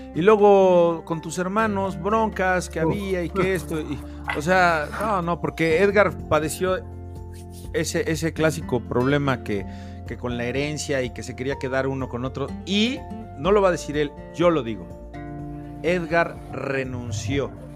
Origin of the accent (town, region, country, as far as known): Mexico